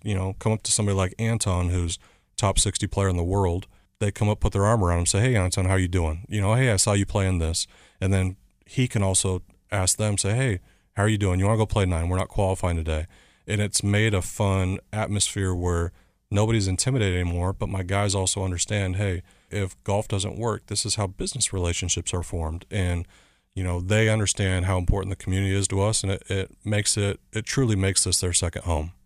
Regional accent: Chandler, Arizona, United States; moved away; also born or lived in Southern California; I grew up in a small town, Chandler, Arizona, just outside Phoenix.

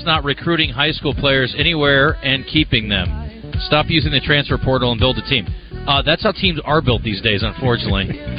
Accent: Iowa, United States; now in Arkansas, United States; I can't help that I was born in Iowa. I choose to live here.

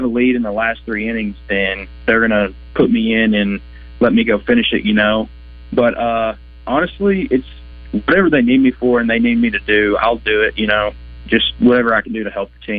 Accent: Batesville, Arkansas, United States; growing up in Batesville

